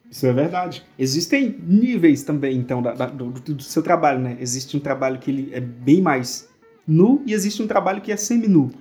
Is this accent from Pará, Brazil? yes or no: yes; Goianésia do Pará, Pará, Brazil; Existe uma empresa lá na minha cidade, eu sou de Goianésia do Pará